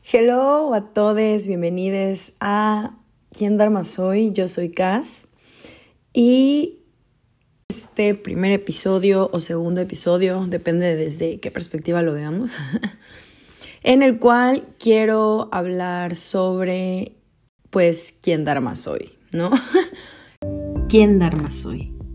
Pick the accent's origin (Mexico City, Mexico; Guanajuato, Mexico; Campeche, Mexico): Campeche, Mexico; now in California, United States; nací en Campeche, México, actualmente vivo en California